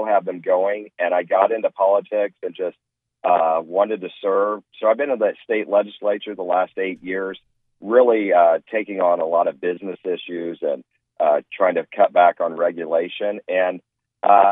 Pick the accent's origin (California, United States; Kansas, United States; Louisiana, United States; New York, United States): Kansas, United States; Wichita; moved away as an adult; now in Arizona, United States; I moved here from Wichita, Kansas. I grew up in Wichita